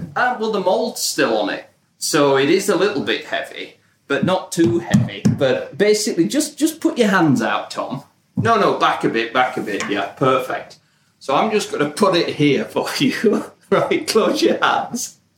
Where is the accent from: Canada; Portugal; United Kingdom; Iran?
United Kingdom; now in United States; as a British family living in, in the US now